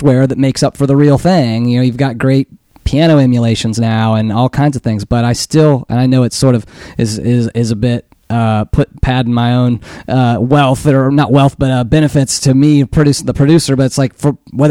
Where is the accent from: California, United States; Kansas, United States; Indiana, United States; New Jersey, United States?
Kansas, United States; Western; growing up in Western Kansas where there is nobody, no people anywhere